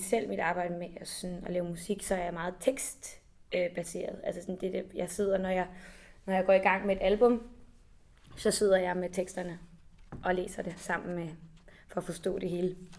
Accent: Copenhagen, Capital Region of Denmark, Denmark; jeg kommer fra København, og sådan aldrig rigtig har oplevet andet end at være meget tæt på mine rødder

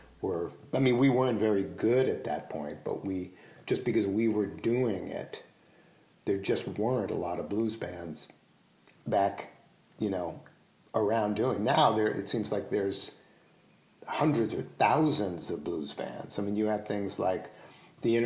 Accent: New York City, New York, United States; moved away as an adult; also born or lived in Bloomington, Indiana; as a New Yorker, you know, as a guy that grew up in Manhattan

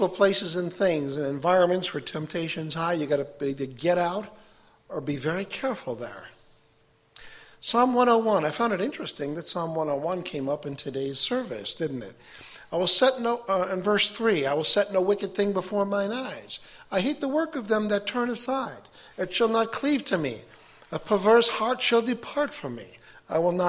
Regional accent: Chicago, Illinois, United States; now in Fulton, United States; I was raised a Catholic outside of Chicago

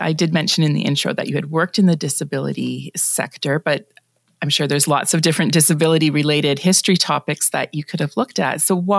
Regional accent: Woodstock, Ontario, Canada; I grew up outside of Woodstock

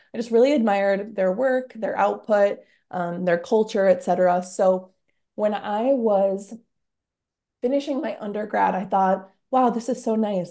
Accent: Britton, South Dakota, United States; now in Sioux Falls, United States; I am from Britain, South Dakota

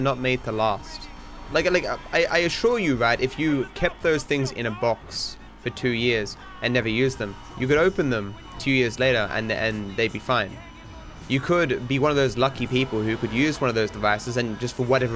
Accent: Australia; I'm Australian

